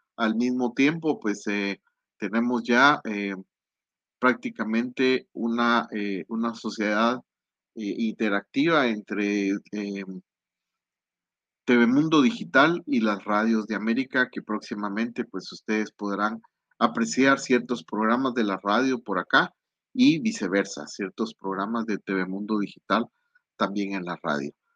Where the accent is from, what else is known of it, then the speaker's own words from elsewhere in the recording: Guatemala; aquí en mi país, en la antigua